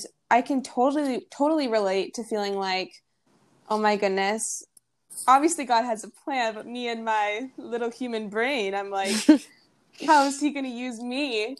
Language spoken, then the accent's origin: English; Minnesota, United States; I'm from Minnesota, so I flew back home and I was welcomed by a lot of snow.